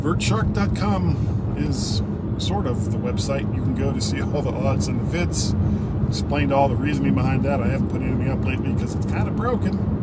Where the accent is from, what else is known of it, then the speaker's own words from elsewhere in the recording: Fort Lauderdale, Florida, United States; I grew up in in Fort Lauderdale, that was a brick home